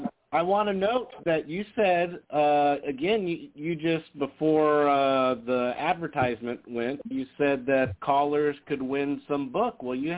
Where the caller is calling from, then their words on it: Las Vegas, Nevada, United States; from Vegas.